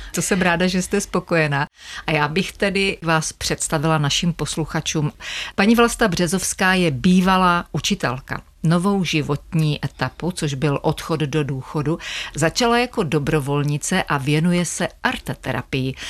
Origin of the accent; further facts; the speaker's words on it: Otrokovice, Zlín Region, Czechia; pocházíme ze stejného města, z Otrokovic